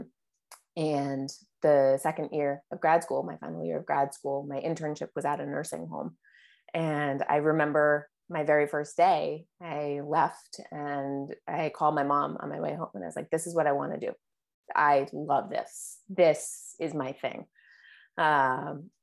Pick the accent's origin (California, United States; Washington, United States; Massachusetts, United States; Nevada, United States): Massachusetts, United States; Cape Cod; also born or lived in Boston; I grew up on Cape Cod.